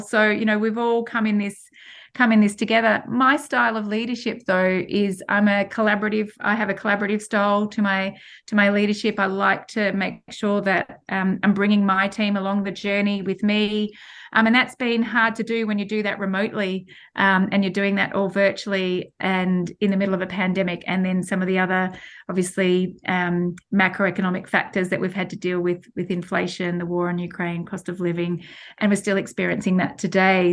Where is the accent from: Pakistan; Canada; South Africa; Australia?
Australia; moved away as an adult; now in United Kingdom; I can't lose being an Australian and, and also living here in the, in the U K.